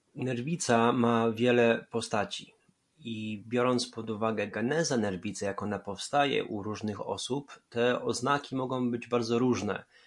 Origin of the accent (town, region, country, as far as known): Poland; born or raised there